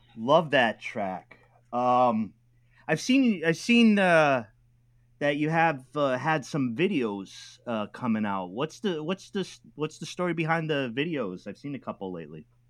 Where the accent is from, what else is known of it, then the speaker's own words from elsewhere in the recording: New England, United States; I'm from New England